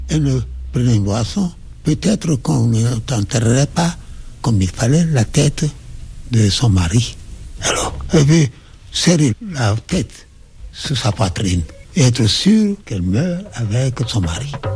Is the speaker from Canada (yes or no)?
no; Porto-Novo, Ouémé, Benin; also born or lived in Saint-Louis, Senegal; Je suis né à Porto Novo, qui était l'ancienne capitale du Dahomey